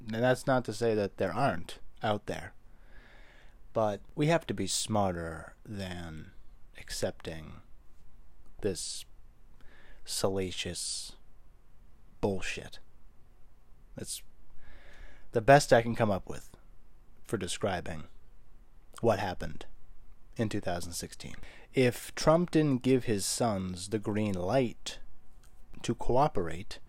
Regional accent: United States; As an American, an American in their 20s

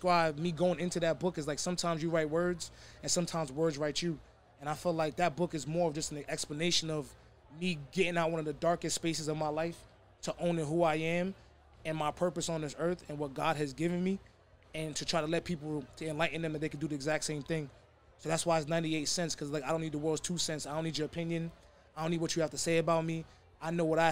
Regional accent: New York City, New York, United States; from the Bronx

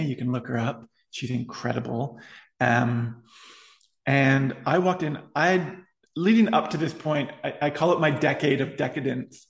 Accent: Ottawa, Ontario, Canada; I went to Catholic school all the way through high school, public Catholic school in Ottawa

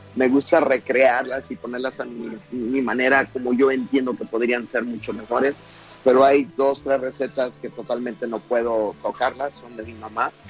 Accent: Huitzuco, Guerrero, Mexico; now in Chicago, United States; mi pueblo Huitzuco

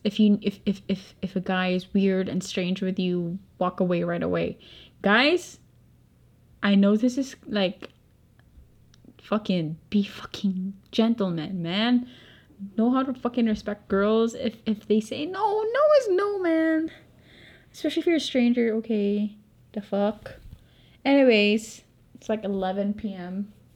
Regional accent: Philippines; accent: Filipino; I'm not American, so obviously my Filipino accent

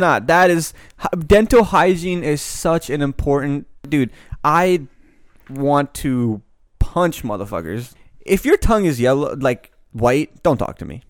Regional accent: Annapolis, Maryland, United States; I grew up in Annapolis, which is predominantly very white.

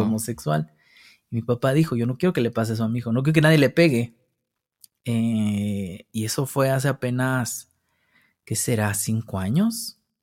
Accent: Mexico City, Mexico; Yo nazco al sur de la Ciudad de México, por San Jerónimo, por allá. Eh, de, allá soy, de la colonia San Francisco Contreras, que es pues allá arribita como por los dinamos. Allá crecí con mis abuelos

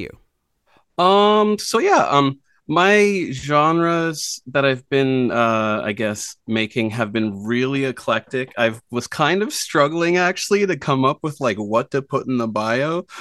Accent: Nova Scotia, Canada; now in Prince Edward Island, Canada; I grew up in Nova Scotia and then, yeah, moved here.

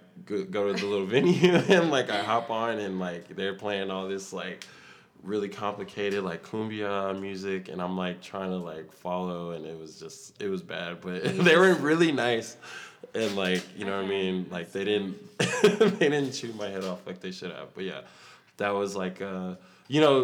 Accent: Austin, Texas, United States; I'm originally from Austin, Texas

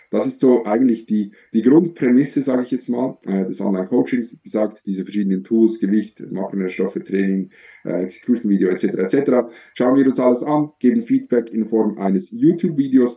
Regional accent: Switzerland; Ich komme aus der Schweiz, so wie Samuel

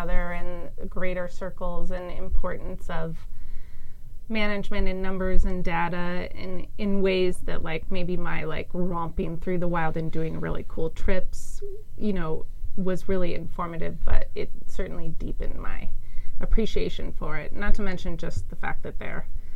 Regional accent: Denver, Colorado, United States; I grew up in Denver, Colorado

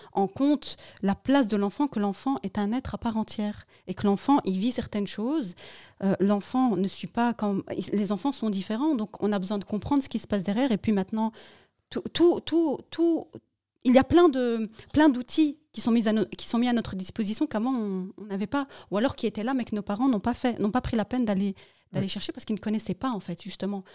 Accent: Morocco; moi, je suis marocaine

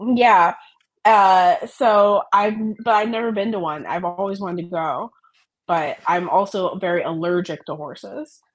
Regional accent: Maryland, United States; moved away; I'm from Maryland originally

